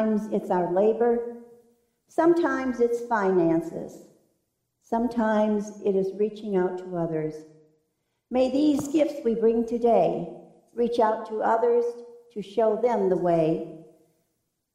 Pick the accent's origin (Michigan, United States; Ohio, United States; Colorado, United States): Michigan, United States; moved away; that's a pretty good state because that's my home state